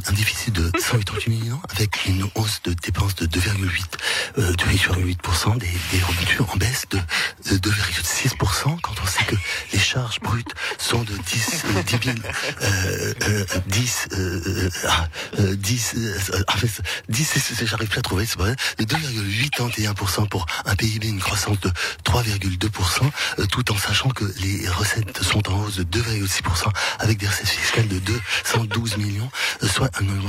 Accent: France; Écoutez, en tant que Français, on ne peut pas être neutre

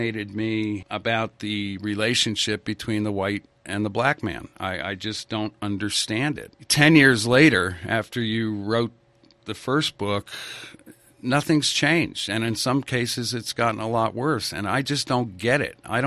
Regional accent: New England, United States; I was raised in New England

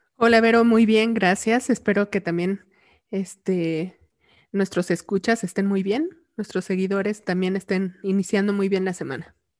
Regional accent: Mexico; como mexicanos

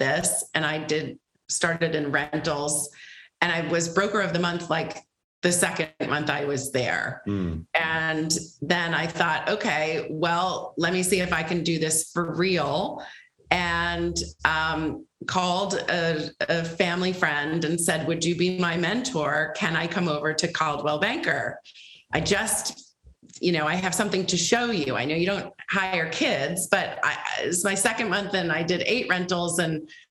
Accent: Rhode Island, United States; moved away as an adult; also born or lived in Washington State / Boston; now in New York, United States; I am from New England. I'm from Rhode Island, the biggest little state in the union.

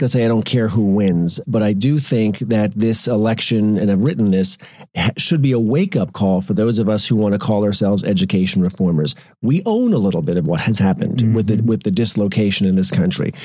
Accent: Long Island, New York, United States; Long Island, where I grew up, my hometown

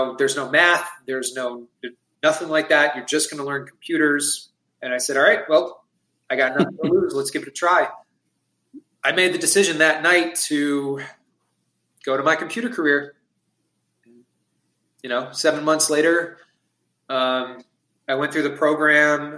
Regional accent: Long Island, New York, United States; moved away as an adult; now in North Carolina, United States; my wife and I, we're both originally from Long Island, New York, and we had moved to North Carolina about a little over 2 years ago

